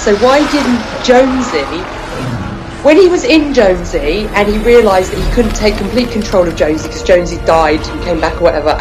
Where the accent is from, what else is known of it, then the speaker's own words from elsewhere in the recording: England, United Kingdom; to my English ears